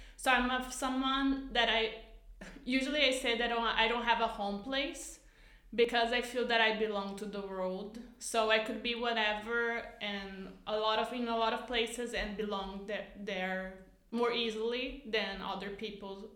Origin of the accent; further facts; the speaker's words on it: Canoas, Rio Grande do Sul, Brazil; English is a second language; moved away; I'm from Canoas, so it's like even a smaller city uh, directly from Porto Alegre